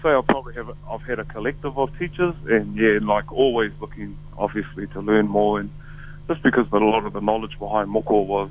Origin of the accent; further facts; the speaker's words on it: Tauranga, Bay of Plenty, New Zealand; Born and raised in Tauranga